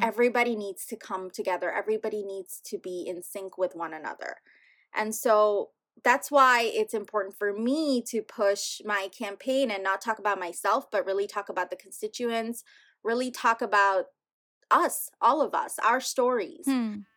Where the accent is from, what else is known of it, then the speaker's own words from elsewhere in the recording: New York City, New York, United States; English is a second language; growing up here